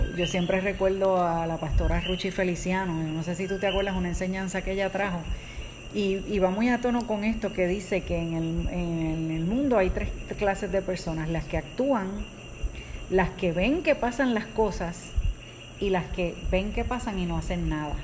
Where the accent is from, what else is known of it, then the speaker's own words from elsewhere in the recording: Puerto Rico; nosotros somos de Puerto Rico y en el 2017 nosotros pasamos por el huracán María.